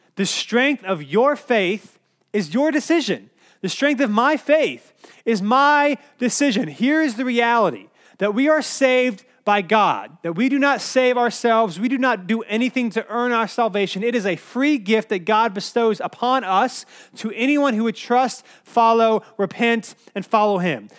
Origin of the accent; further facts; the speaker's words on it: Cary, North Carolina, United States; I grew up in Cary, North Carolina, which is like one of the safest places you could probably live in the world.